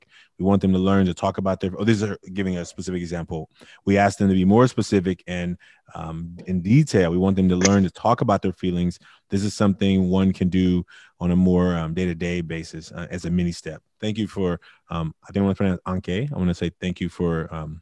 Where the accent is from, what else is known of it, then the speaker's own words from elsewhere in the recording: Oakland, California, United States; also born or lived in India; I grew up in Oakland